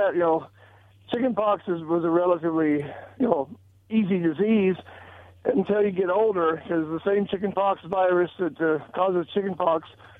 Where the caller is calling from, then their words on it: Richland, United States; Okay. Yeah … from Richland.